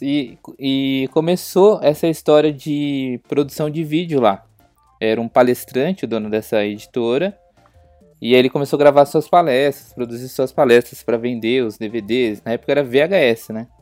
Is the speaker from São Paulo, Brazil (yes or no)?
yes; Bragança Paulista, São Paulo, Brazil; sou de Bragança Paulista, interior de São Paulo